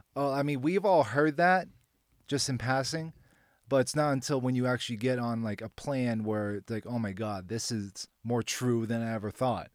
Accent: Boston, Massachusetts, United States; moved away as an adult; now in Nashville, United States; I'm originally from Boston

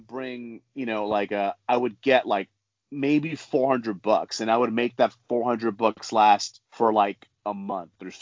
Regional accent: New York, United States; so I grew up in New York

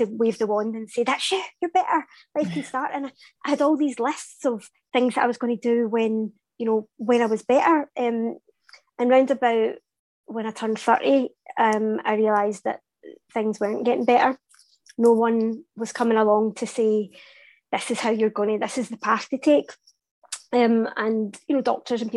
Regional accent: Glasgow, Scotland, United Kingdom; I'm Glaswegian.

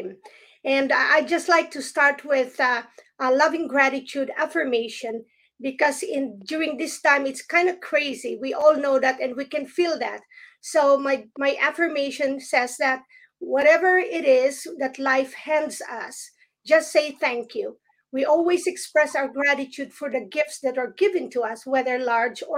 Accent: Philippines; now in United States; although I am from the Philippines, but I am now here in United States

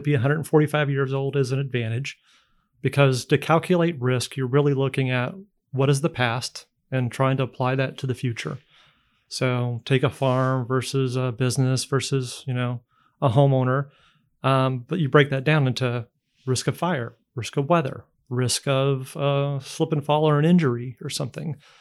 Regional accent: Indiana, United States; moved away as an adult; I'm from Indiana originally. Uh, we left fifteen years ago to work elsewhere and, um, lucky enough to come back

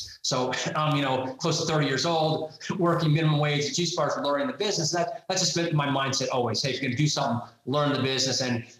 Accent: New York, United States; accent: Long Island; So I was born in Brooklyn, New York. I grew up in Long Island. I have a little bit of the accent left.

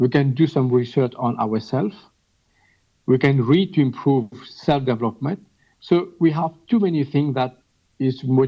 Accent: Mauritius; I'm from Mauritius

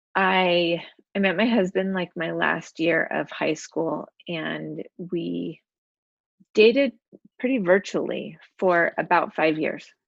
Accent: Utah, United States; also born or lived in China; I'm actually from Utah, uh, born and raised here.

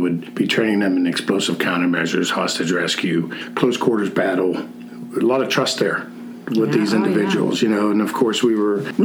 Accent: Pittsburgh, Pennsylvania, United States; I'm born and raised in Pittsburgh. Still living

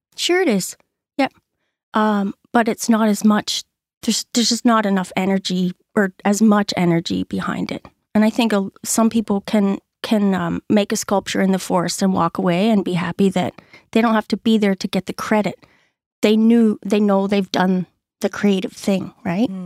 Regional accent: Orillia, Ontario, Canada; moved away as an adult; also born or lived in Barrie, Ontario; now in Hackett's Cove, Canada; I am actually from Orillia, Ontario

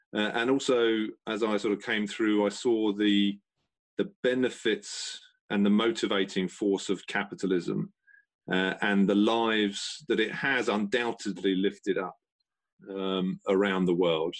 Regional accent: London, United Kingdom; I grew up in South Croydon

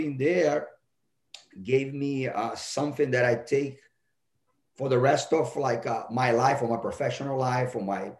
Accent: Rio de Janeiro, Brazil; moved away as an adult; also born or lived in Texas; now in United States; I was born in Rio de Janeiro. And my mom and my dad are also from Rio de Janeiro

